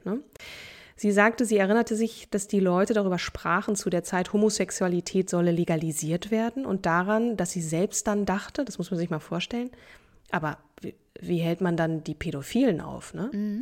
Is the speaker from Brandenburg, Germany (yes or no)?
no; Hamburg, Germany; moved away; also born or lived in Berlin; Hamburg, meine alte Heimat